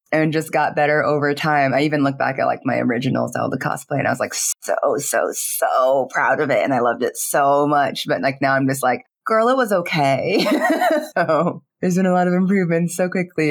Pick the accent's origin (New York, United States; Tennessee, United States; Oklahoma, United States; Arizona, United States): Arizona, United States; Phoenix; I grew up in Phoenix, Arizona